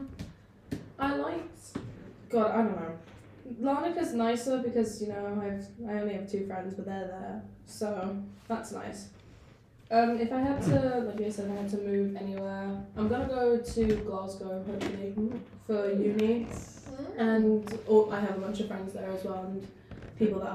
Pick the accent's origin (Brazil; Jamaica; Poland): Brazil; Florianópolis, Santa Catarina; also born or lived in Rio de Janeiro; the city that I live now, which is Florianópolis